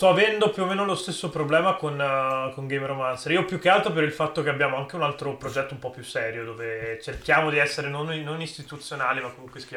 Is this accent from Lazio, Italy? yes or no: no; Venice, Veneto, Italy; born there; now in Udine, Italy; io sono nato nella Serenissima, cioè a Udine mi sono solo trasferito